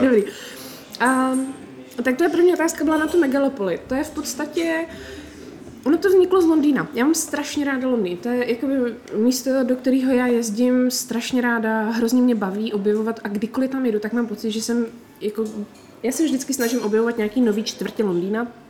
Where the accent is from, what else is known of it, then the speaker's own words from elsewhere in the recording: Czechia; my jsme z Česka